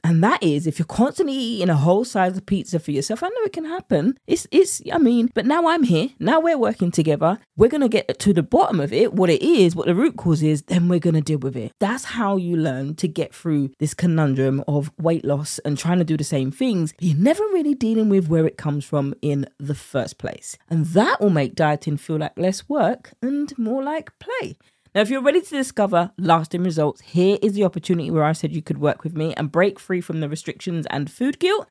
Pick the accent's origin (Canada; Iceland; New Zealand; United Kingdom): United Kingdom; accent: British; my British accent